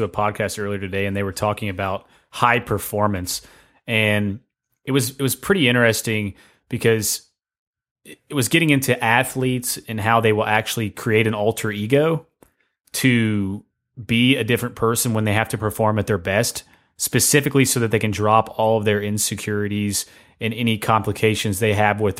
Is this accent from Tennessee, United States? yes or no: yes; Tennessee, United States; I'm from Tennessee.